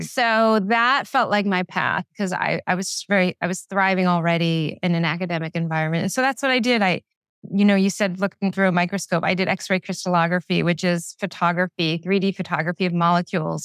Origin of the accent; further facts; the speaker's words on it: Philadelphia, Pennsylvania, United States; I'm from Philadelphia